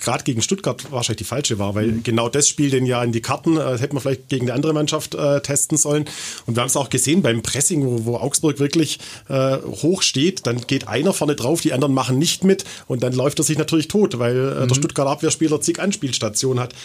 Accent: Austria

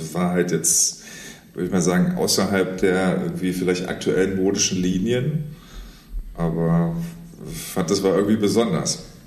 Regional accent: Saarlouis, Saarland, Germany; ich komme aus dem Saarland, ich bin an der deutsch-französischen mhm. Grenze aufgewachsen

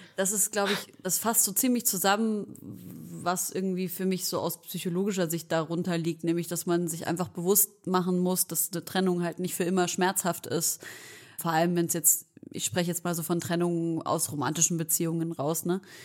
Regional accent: Leipzig, Saxony, Germany; wir kommen beide aus Leipzig. Wir kommen beide aus Leipzig

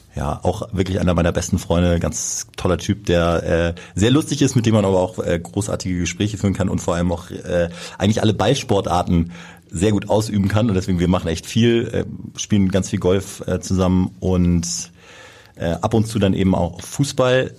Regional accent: Kiel, Schleswig-Holstein, Germany; moved away as an adult; now in Hamburg, Germany; Also ich komme ursprünglich aus Kiel, gebürtiger Kieler und bin dort groß geworden

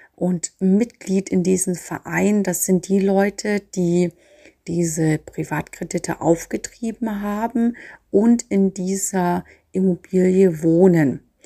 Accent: Nuremberg, Bavaria, Germany; als Nürnberger

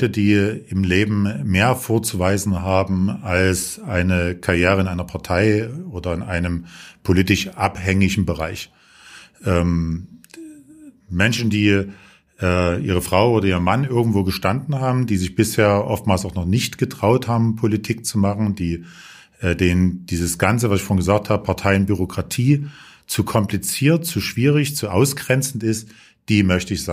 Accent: Dresden, Saxony, Germany; Dresden ist meine Heimatstadt. Hier bin ich zu Hause. Das ist meine Wurzel schon immer.

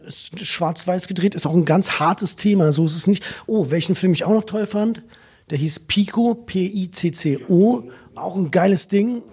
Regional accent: Germany; als Deutsche

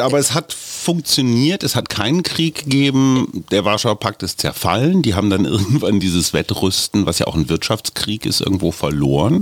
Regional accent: Germany; ich bin Pazifist als Deutscher

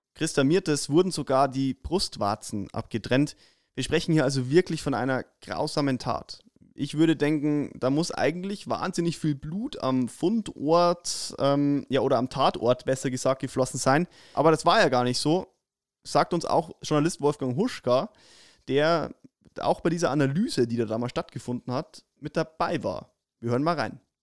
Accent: Upper Palatinate, Bavaria, Germany; bei uns in der Oberpfalz

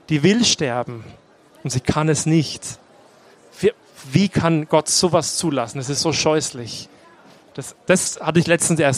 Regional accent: Bavaria, Germany; Ich bin eben katholisch aufgewachsen im Landkreis Neumarkt in der Oberpfalz, nicht weit weg von hier.

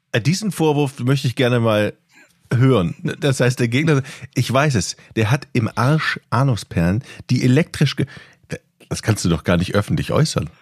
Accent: North Frisia, Schleswig-Holstein, Germany

